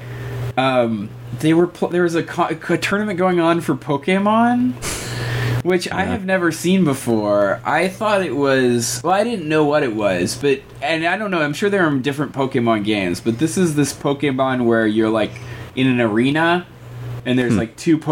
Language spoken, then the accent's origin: English; United States; also born or lived in London; I'm an American citizen.